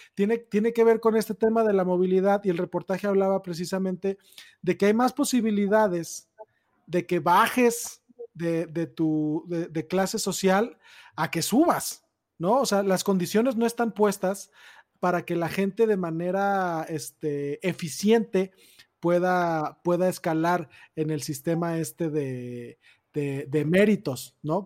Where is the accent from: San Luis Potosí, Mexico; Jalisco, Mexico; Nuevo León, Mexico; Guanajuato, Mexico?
Jalisco, Mexico; Tonalá; yo crecí en Tonalá, Jalisco